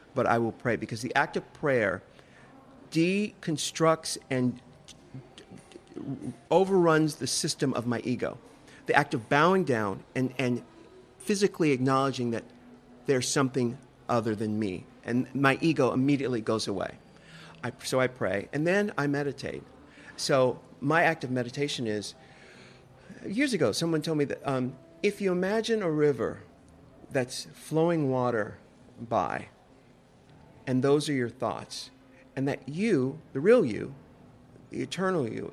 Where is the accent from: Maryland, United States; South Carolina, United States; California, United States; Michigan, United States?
California, United States; San Diego; I'm from California, too. I'm from San Diego. So there's this vernacular that I grew up